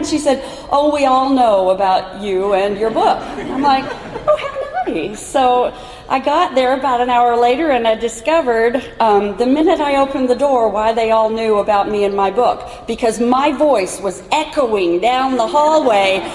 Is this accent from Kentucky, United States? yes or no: yes; Kentucky, United States; my home state of Kentucky